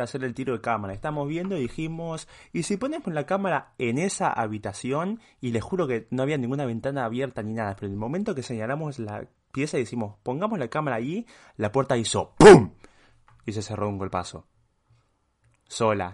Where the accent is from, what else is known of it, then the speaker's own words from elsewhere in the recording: Uruguay; also born or lived in Switzerland; yo soy uruguayo